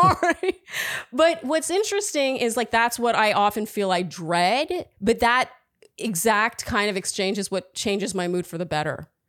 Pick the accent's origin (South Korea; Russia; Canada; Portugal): Canada; also born or lived in Germany; now in New York, United States; I'm really Canadian at heart